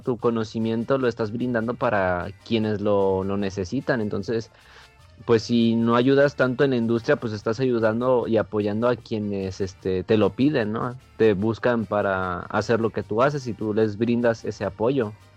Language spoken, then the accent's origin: Spanish; Mexico; como buenos mexicanos